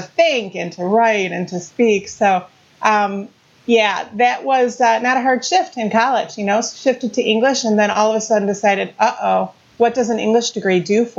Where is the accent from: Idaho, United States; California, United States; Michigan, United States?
Michigan, United States; Warren; also born or lived in Detroit, Michigan; We grew up in Detroit until I was about 4.